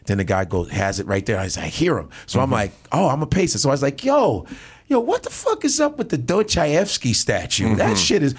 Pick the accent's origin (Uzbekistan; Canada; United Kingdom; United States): Uzbekistan; I'm from Uzbekistan, Turkestan.